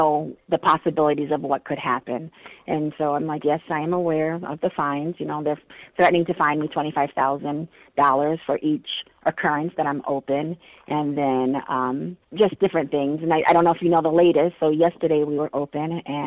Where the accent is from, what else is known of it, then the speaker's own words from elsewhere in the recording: Marshall, United States; I grew up in Marshall